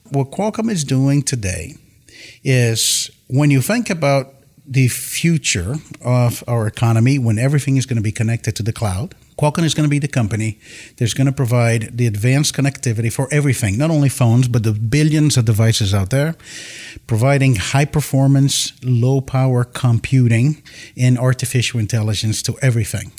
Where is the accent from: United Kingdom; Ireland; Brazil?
Brazil; Campinas, São Paulo; born or raised there; moved away as an adult; also born or lived in Tokyo, Japan; now in San Diego, United States